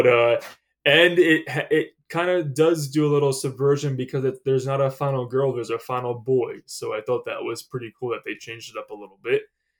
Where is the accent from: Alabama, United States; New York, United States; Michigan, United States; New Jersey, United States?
New Jersey, United States; obviously we are both living in New Jersey and we're from New Jersey.